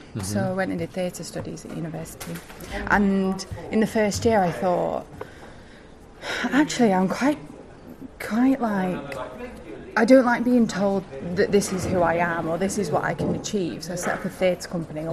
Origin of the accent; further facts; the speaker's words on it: United Kingdom; also born or lived in New York; I'm also from the north. I don't know if you can tell my accent.